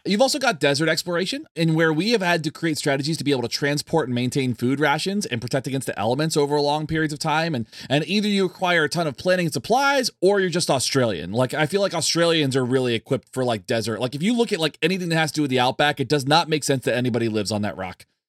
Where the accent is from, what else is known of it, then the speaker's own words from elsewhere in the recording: near Kennedy Space Center, Florida, United States; I grew up near Kennedy Space Center in Florida